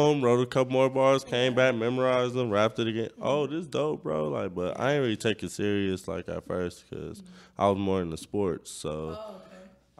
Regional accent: Compton, California, United States; also born or lived in Bellflower, California; I'm from Compton, raised forever. Ain't been nowhere else as far as living

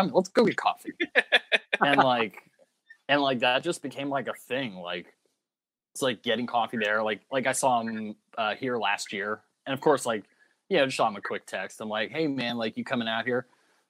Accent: North Alabama, United States; also born or lived in Miami, Florida; now in Nashville, United States; it's not that weird for me to live in Nashville, because like, remember, I'm originally from North Alabama.

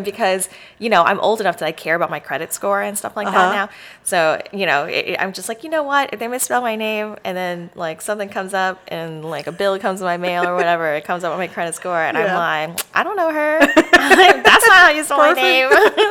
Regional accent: Dallas, Texas, United States; also born or lived in Houston, Texas / Georgia; now in Austin, United States; I grew up in Dallas, Texas.

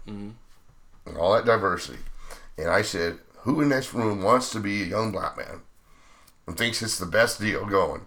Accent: Bend, Oregon, United States; we're from Bend

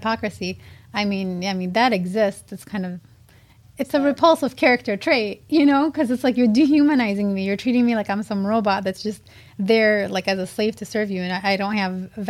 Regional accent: South End, Michigan, United States; I grew up in the South End, which is very similar to Hamtramck back then

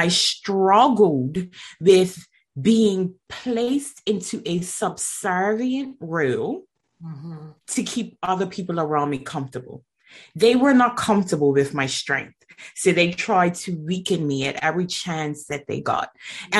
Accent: Bermuda; now in England; I'm originally from Bermuda and I am currently living in England

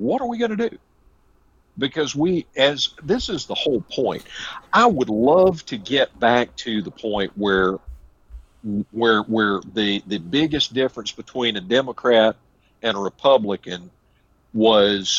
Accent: South Carolina, United States; I'm a South Carolina.

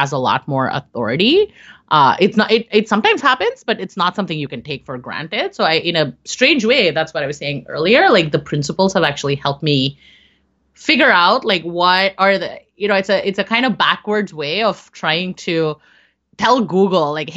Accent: India; I'm Indian

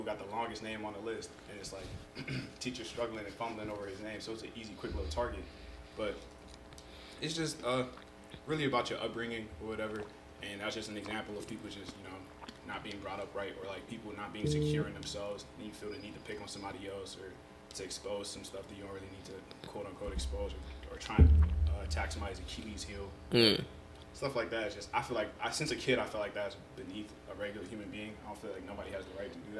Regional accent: United States; accent: American; first language Yoruba; also born or lived in Nigeria; I'm born in America. So I'm a U.S. citizen

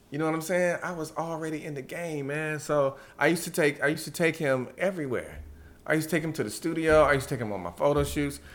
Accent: Georgia, United States; growing up in Georgia

